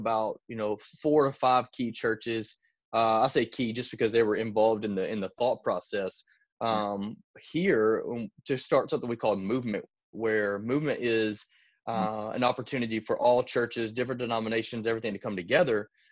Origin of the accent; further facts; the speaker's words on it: Arkansas, United States; moved away as an adult; now in Tennessee, United States; I'm originally from Arkansas